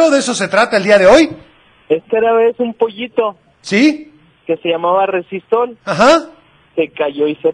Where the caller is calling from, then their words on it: Zapopan, Jalisco, Mexico; de Zapopan.